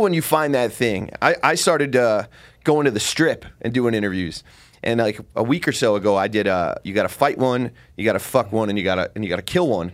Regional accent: New Jersey, United States; I'm from Jersey

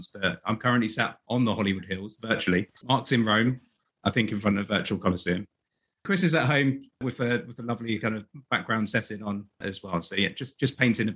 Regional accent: United Kingdom; accent: British; my pesky British accent

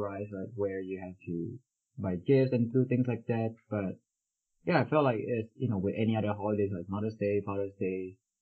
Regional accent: Indonesia; moved away; growing up in Indonesia back then

